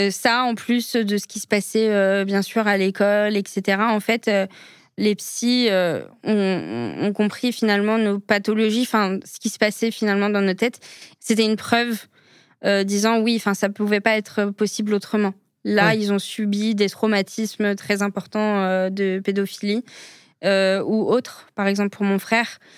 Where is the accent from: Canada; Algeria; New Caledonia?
Algeria; quand on me voit d'un premier abord, on ne sait pas que je suis algérienne.